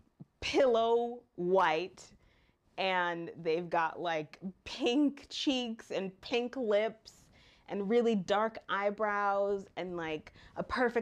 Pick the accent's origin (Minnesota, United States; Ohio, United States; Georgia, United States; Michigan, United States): Michigan, United States; moved away as an adult; now in China; I'm from the U.S. I'm from Michigan, and I've lived in China for 3 years.